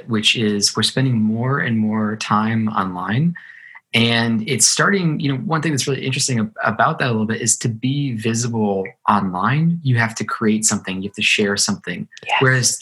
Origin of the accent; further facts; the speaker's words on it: Ohio, United States; moved away; I grew up in Ohio, a small kind of city in Ohio